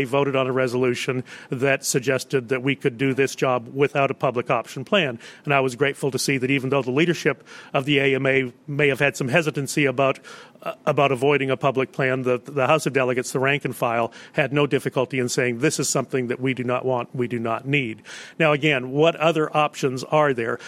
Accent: Texas, United States; my home state of Texas

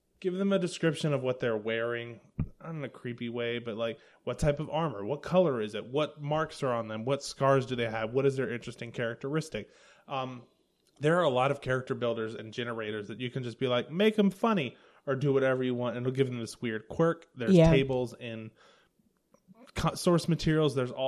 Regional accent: the South, United States; I'm from the South.

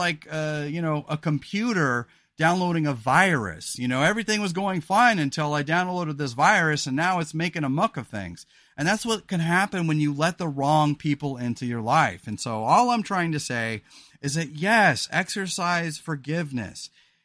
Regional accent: California, United States; Rebecca and I live a pretty simple and quiet life here in Oregon because we're from the Central Coast of California.

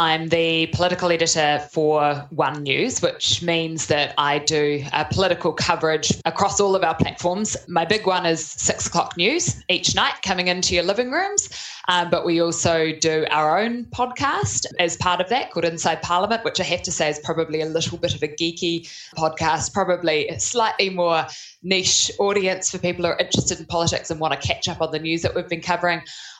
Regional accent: Auckland, New Zealand; Yeah, so I grew up in Auckland, born and raised

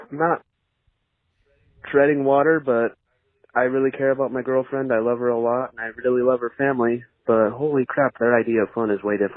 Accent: Bend, Oregon, United States; I'm from Oregon.

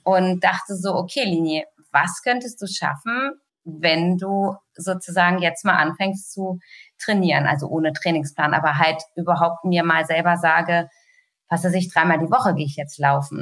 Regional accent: Hanover, Lower Saxony, Germany; ich selber als Hannoveraner hat man natürlich immer äh, sozusagen auf der anderen Seite gestanden

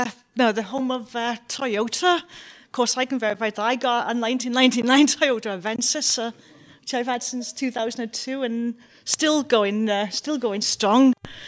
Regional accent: Newport, Wales, United Kingdom; I'm local here from Newport and from Cardiff City Council.

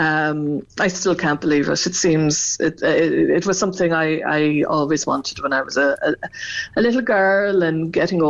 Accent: Cork, Munster, Ireland; moved away; I come from Arhila, but my mum was from Bear and dad from Coolay, so I know that part of the country very well

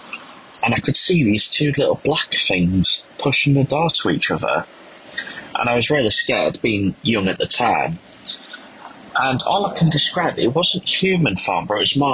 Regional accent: Scarborough, Yorkshire and the Humber, United Kingdom; now in North Hampshire, United Kingdom; I currently live in North Hampshire, but I was born in Scarborough, North Yorkshire. So when I was growing up, we lived in a normal house and a normal estate

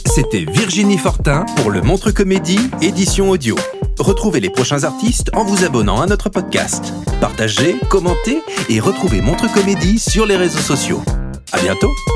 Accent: Quebec, Canada; je suis québécoise

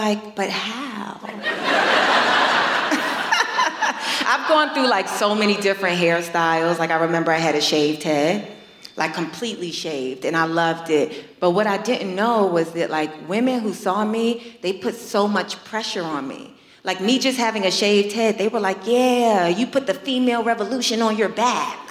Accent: New York, United States; I'm born and raised in New York

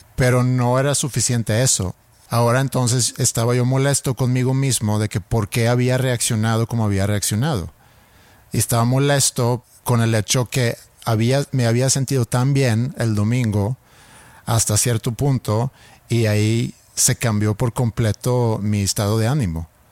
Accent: Sweden; first language Swedish; Spanish is a second language; moved away

